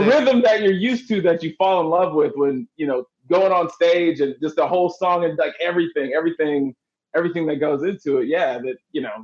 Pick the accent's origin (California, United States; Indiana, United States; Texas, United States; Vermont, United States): Texas, United States; moved away; I'm from Texas